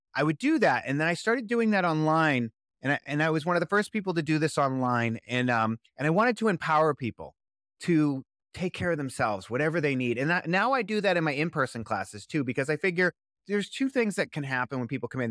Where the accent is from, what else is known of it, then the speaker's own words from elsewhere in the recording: Boston, Massachusetts, United States; now in Los Angeles, United States; I'm originally from Boston, Massachusetts